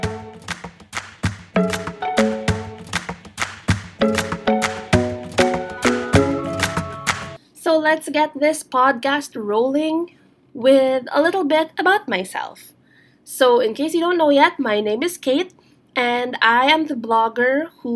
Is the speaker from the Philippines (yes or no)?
yes; Philippines; I am Filipino. Now, here in the Philippines